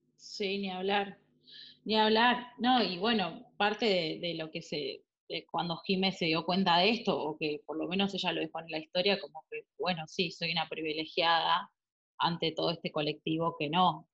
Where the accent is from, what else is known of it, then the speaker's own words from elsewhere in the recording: Azul, Buenos Aires Province, Argentina; yo soy de Azul, provincia de Buenos Aires